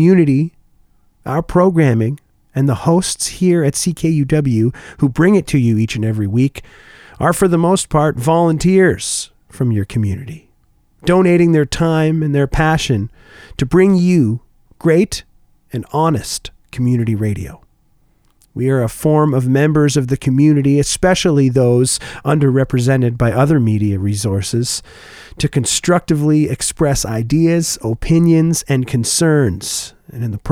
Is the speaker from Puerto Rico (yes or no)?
no; Oshawa, Ontario, Canada; now in Winnipeg, Canada; at the Oshawa Center, the large mall back in my hometown